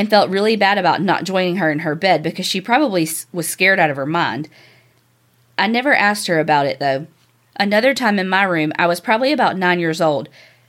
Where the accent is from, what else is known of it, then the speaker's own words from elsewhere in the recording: Kanab, Utah, United States; moved away as an adult; This house was one of the original houses built in my hometown in Kanab, Utah. It was built in 1892, and my parents purchased it somewhere around 1978 or 79. I was born in 1980, and that's the only house I lived in until I went to college.